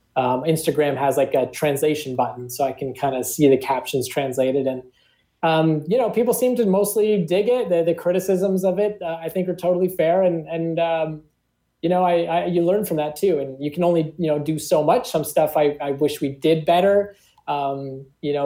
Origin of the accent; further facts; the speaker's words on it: Toronto, Ontario, Canada; we're all from Toronto